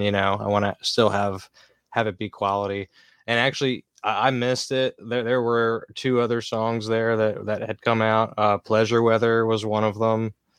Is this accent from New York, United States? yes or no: no; Lancaster, Pennsylvania, United States; Lancaster, Pennsylvania